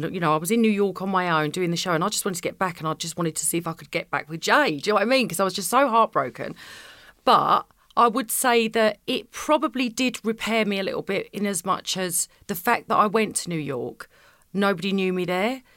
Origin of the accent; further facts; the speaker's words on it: Essex, East of England, United Kingdom; I'm from Essex